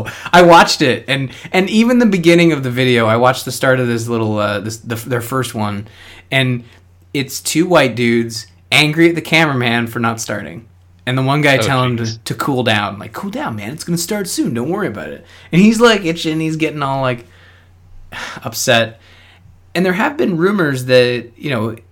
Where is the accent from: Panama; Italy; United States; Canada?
Canada; I'm a Canadian